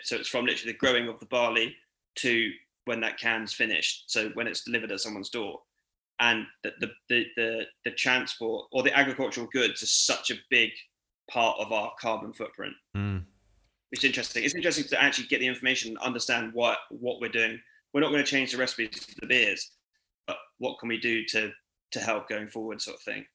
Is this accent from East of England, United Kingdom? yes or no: no; Cirencester, South West England, United Kingdom; I grew up in Cirencester, which is about half an hour away from Cheltenham